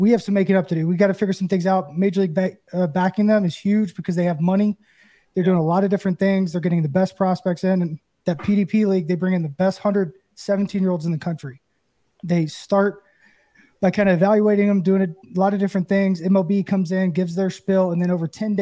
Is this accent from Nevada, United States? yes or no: no; Knoxville, Tennessee, United States; I grew up in Knoxville